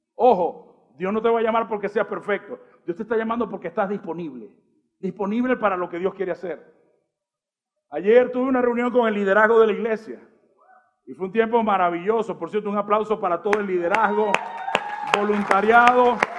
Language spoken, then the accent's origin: Spanish; Colombia; Somos formados también por Colombia cuando juega la selección